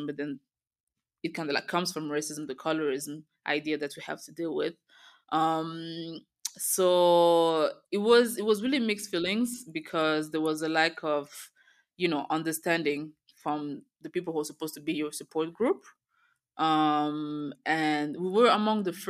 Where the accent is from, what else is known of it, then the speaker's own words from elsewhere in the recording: Belgium; moved away as an adult; also born or lived in Rwanda; now in Kigali, Rwanda; I was born in Rwanda and we moved to Belgium when I was a baby. I grew up in Belgium